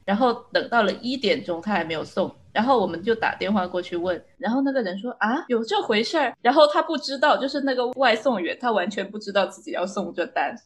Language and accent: Chinese; China; 作为一个中国人